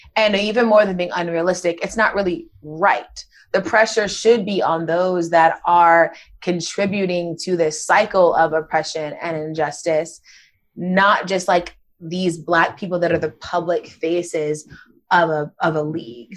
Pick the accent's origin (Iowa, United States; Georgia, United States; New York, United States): Georgia, United States; Gwinnett County; I grew up in Gwinnett County, Georgia